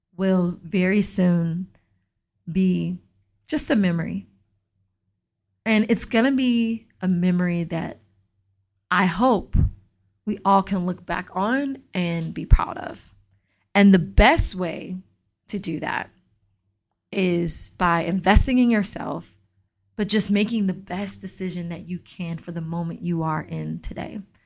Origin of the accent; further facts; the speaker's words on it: Atlanta, Georgia, United States; I grew up in Atlanta